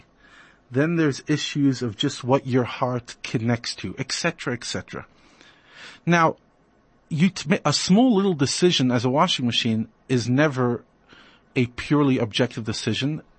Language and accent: English; New York, United States; now in South Africa; I grew up in New York